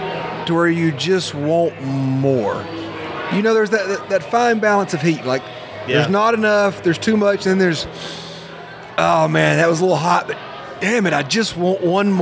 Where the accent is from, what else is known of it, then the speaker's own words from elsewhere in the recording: the South, Southern United States, United States; As a Southerner